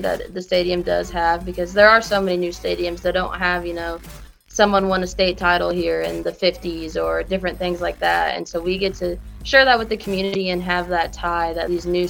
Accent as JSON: {"language": "English", "town": "Kansas City", "region": "Missouri", "country": "United States", "tie": "born or raised there", "moved": "as an adult", "lives_now": "Kinston, United States", "said": "so I'm from Kansas City, Missouri."}